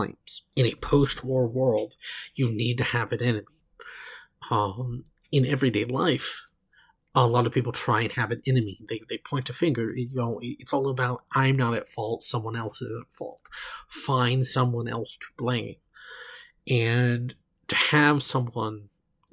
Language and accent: English; Oklahoma, United States; I come from Oklahoma.